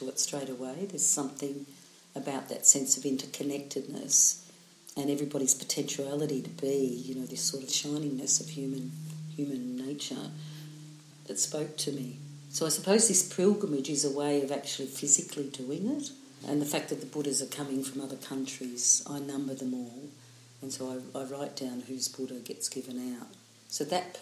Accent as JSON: {"language": "English", "town": "Melbourne", "region": "Victoria", "country": "Australia", "tie": "born or raised there", "also_born_or_lived": "Emerald, Victoria", "said": "in Melbourne, because it's my hometown"}